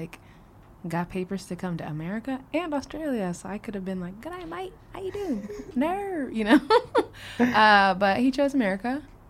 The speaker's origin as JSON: {"language": "English", "town": "Phoenix", "region": "Arizona", "country": "United States", "tie": "born or raised there", "said": "I was born and raised in Phoenix."}